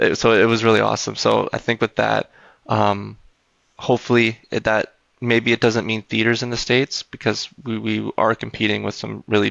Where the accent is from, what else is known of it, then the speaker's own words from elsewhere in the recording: Canada; I'm Canadian